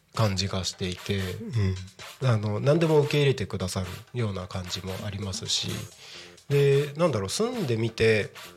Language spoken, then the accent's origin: Japanese; Takko, Aomori, Japan; moved away as an adult; also born or lived in Tokyo; now in Tako, Japan; もともと僕田舎があの出身が青森県の田子町って